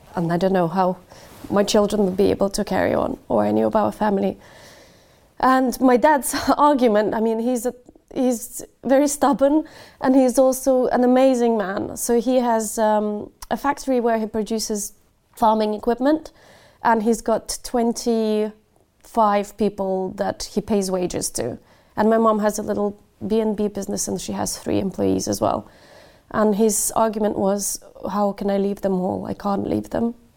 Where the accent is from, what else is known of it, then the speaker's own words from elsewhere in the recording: Ukraine; now in United Kingdom; Kherson, which is about seventy kilometers away from my hometown